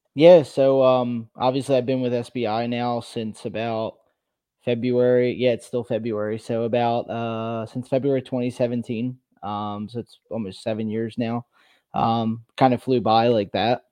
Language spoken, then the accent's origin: English; New Jersey, United States; now in Pennsylvania, United States; I grew up in New Jersey. Now I live in Pennsylvania